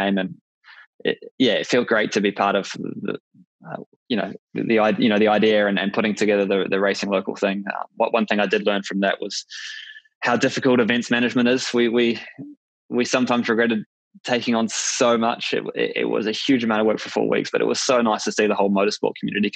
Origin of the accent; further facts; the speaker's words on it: New Zealand; as a Kiwi